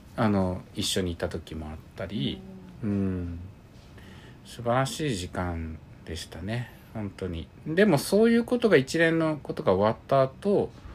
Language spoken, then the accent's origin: Japanese; Ibaraki, Japan; 僕が地元茨城